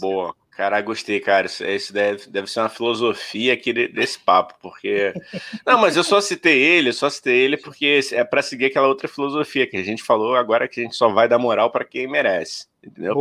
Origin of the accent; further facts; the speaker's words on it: Rio de Janeiro, Brazil; a gente é carioca